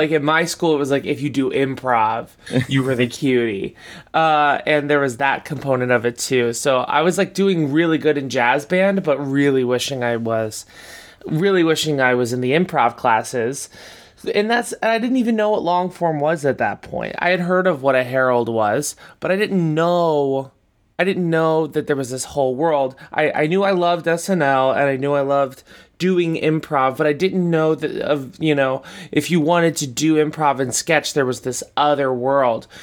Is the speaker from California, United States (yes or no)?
no; Boca Raton, Florida, United States; moved away as an adult; now in New York, United States; I'm from, yeah, I'm from Boca Raton, Florida